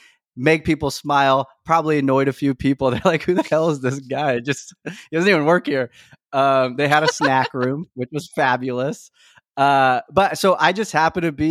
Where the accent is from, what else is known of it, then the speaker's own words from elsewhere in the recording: Elk Grove, California, United States; also born or lived in Whittier, California; originally, I'm from Whittier, California, but I moved to the Sacramento area, specifically Elk Grove, when I was about 9.